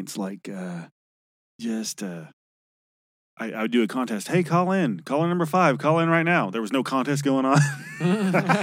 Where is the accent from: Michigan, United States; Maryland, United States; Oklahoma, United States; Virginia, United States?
Oklahoma, United States; Shawnee; also born or lived in California / Ada, Oklahoma; now in Oklahoma City, United States; my hometown is Shawnee